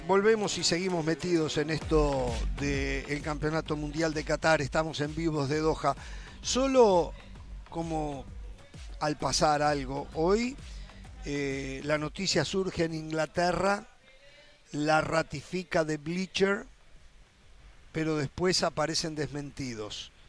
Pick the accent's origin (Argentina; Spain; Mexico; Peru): Spain; Torrelavega, Cantabria; Yo soy de, Sa de Torlavega, Cantabria.